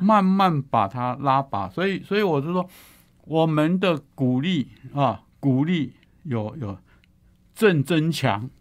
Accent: Taiwan; 我们在台湾已经有这种这种，

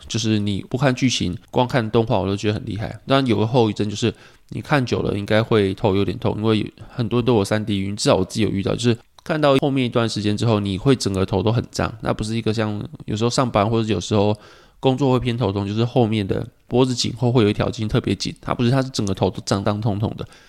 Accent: Pingtung County, Taiwan; 我记得我小时候是在屏东嘛

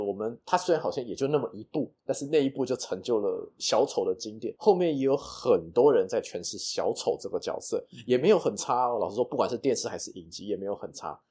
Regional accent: Taiwan; 我们台湾人

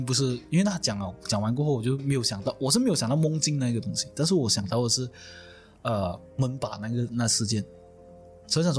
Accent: Malaysia; 哪哪怕是我们马来西亚人呐、在国外他们会呃比较容易对老乡讲很多东西

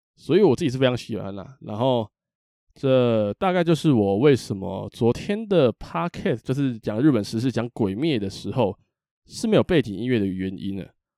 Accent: Taipei, Taiwan; 我是个台北人，啊，台北人

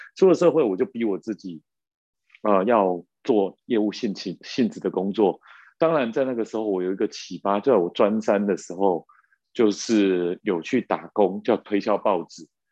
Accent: Taiwan; 尤其我们在眷村长大，就有那种竞争压力的样子

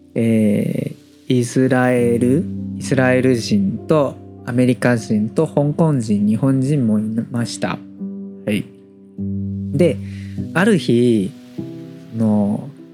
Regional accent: Taiwan; Japanese is a second language

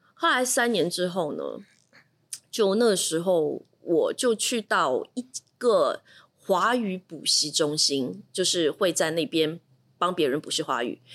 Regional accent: Shanghai, China; moved away; also born or lived in Singapore; 我是上海人

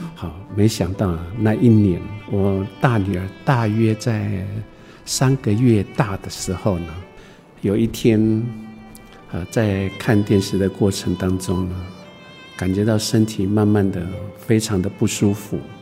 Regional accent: Fangliao, Pingtung County, Taiwan; 我在芳寮出生长大的

